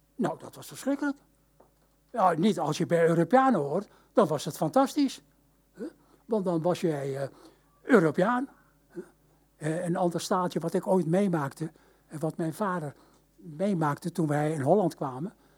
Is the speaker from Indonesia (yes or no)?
yes; Indonesia; now in Netherlands; in Indië werden we echt Nederlands opgevoed